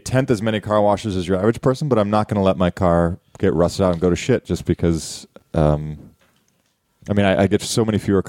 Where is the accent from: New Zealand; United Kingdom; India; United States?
United States; Ohio; moved away; I'm from Ohio.